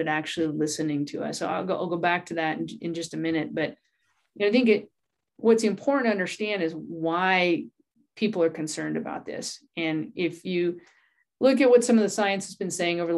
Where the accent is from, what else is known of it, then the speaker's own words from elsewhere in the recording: New Mexico, United States; moved away as an adult; also born or lived in Southern Colorado; now in Santa Fe, United States; My background is I grew up in New Mexico, and then I ended up managing a ranch in Southern Colorado for about 16 years